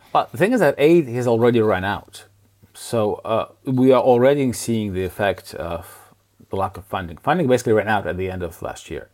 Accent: Ukraine; moved away; I am from Ukraine

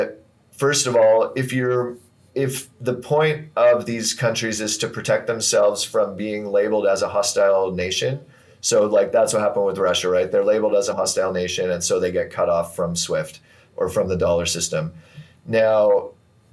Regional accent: Canada; I'm Canadian

